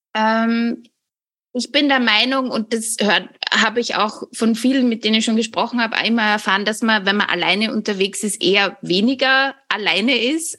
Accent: Austria; Ich komme, wie man hört, aus Österreich

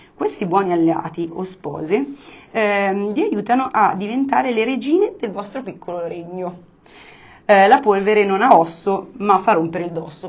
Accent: Monza, Lombardy, Italy; non sono milanese perché sono monzese, però comunque sono lombarda

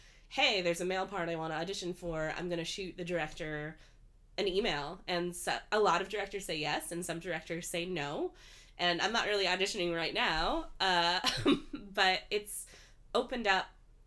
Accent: Midwest, United States; growing up in the Midwest

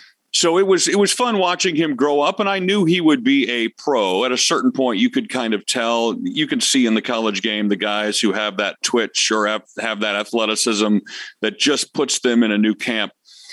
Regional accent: Detroit, Michigan, United States; I grew up in Detroit

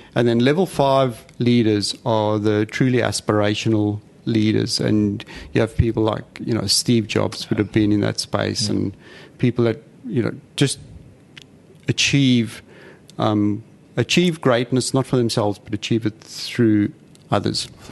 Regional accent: South Africa; now in Australia; I'm South African, as you can hear

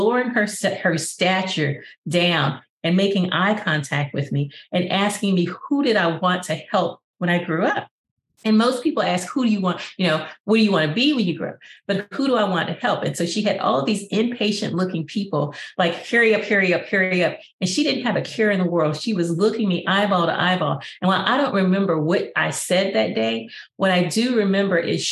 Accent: Arkansas, United States; I was from Arkansas and that I lived in Maya Angelou's home

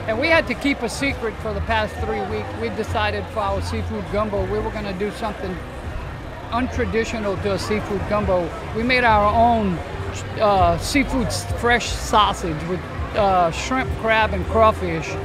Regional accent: Cajun, Louisiana, United States; We're Cajun people

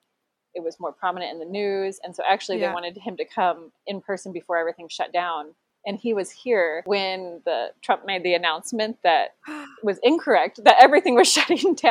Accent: Essex, Iowa, United States; moved away as an adult; now in Rheinbach, Germany; I'm originally from Essex, Iowa, and then now we are in Rheinbach, Germany

